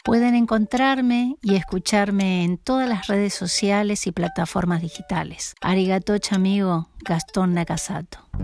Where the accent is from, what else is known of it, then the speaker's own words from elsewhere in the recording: Paso de los Libres, Corrientes, Argentina; also born or lived in Santa Ana de los Guácaras, Corrientes; Nací en Paso de los Libres y resido en Santana de los Huácaras